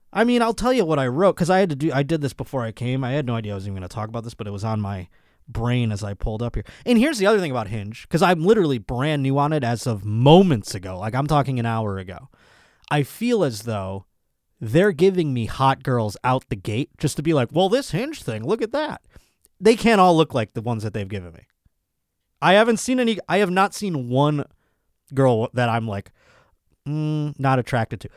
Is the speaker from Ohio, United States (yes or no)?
no; Buffalo, New York, United States; my hometown at my home club, Buffalo Helium Comedy Club